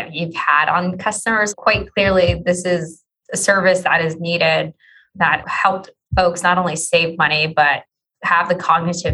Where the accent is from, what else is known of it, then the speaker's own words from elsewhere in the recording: New York City, New York, United States; now in Philadelphia, United States; I grew up in New York City, so we had the subway